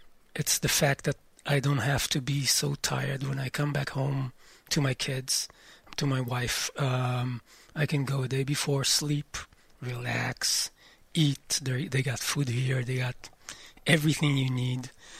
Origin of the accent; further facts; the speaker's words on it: Amir, Northern District, Israel; Well, I'm not from Kiryat Shmona. I'm from a kibbutz next to Kiryat Shmona. What's it called? Amir, and I've been living there for all my life.